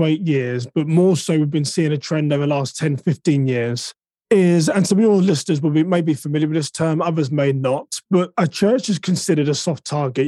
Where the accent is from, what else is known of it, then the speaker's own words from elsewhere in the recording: United Kingdom; now in United States; I'm now an American citizen. So technically, I guess I'm a British American